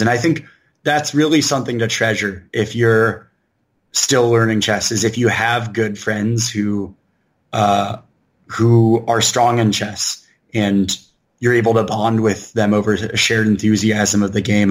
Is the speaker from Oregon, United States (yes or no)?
yes; Portland, Oregon, United States; also born or lived in San Francisco Bay Area, California / Chicago, Illinois; I'm an Oregon kid from the start. Uh, my, I was born in the Bay Area, like about half of Oregon was, but uh, my parents moved here when I was just a couple months old, and uh, I grew up in the suburbs